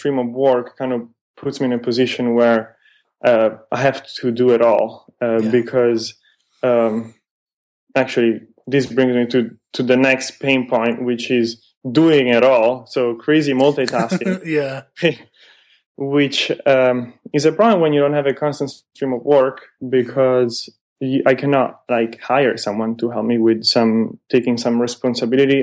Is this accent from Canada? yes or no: no; Milan, Lombardy, Italy; moved away as an adult; now in San Francisco, United States; I'm originally from Milan